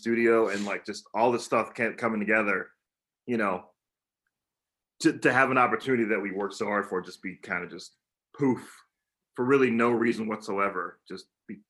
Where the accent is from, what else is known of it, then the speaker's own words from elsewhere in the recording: South Texas, United States; moved away; also born or lived in Greeley, Colorado; I grew up in South Texas, in a town that was 85% Mexican population, and then I believe 12% white, and then 3% other. So I got to be in that other category.